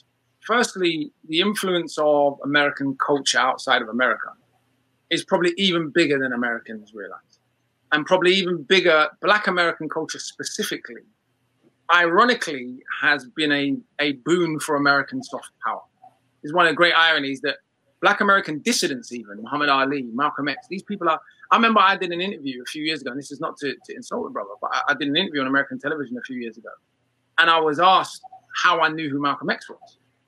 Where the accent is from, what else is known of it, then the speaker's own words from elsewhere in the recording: London, United Kingdom; I grew up in London, primarily with my dad's side of the family, even though I was raised by my mum, because in the 1980s at that time, lots of white families, even underclass white families, which is what my mum's family is, a poorer white family